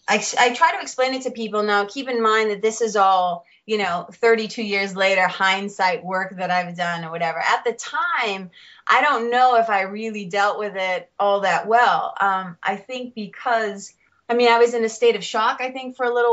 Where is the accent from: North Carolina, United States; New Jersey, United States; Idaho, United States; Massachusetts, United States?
Massachusetts, United States; Lawrence; I grew up in Lawrence, Mass. Lawrence is about 30 minutes north of Boston.